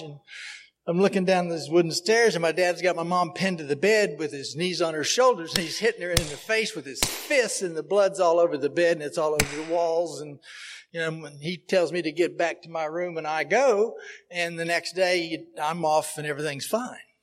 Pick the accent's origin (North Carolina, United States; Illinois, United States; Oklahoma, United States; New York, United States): Oklahoma, United States; Oklahoma City; I am originally from Oklahoma City